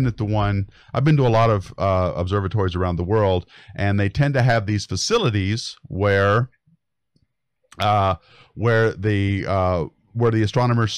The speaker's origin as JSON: {"language": "English", "region": "Colorado", "country": "United States", "tie": "born or raised there", "said": "I grew up in Colorado"}